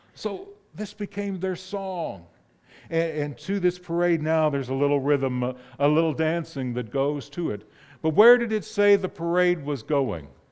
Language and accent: English; north of Pittsburgh, Pennsylvania, United States; moved away; I grew up in the Northeast, and the area north of Pittsburgh